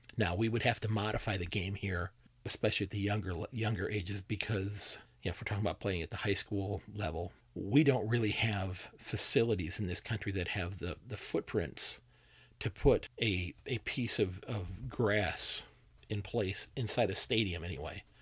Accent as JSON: {"language": "English", "country": "United States", "said": "as an American who's learning about the game"}